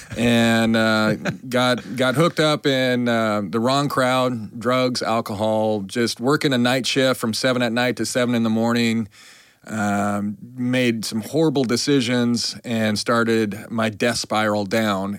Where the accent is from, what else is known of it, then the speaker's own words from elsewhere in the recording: Billings, Montana, United States; moved away as an adult; also born or lived in New York / Fort Lauderdale / New Orleans; I grew up in Billings, Montana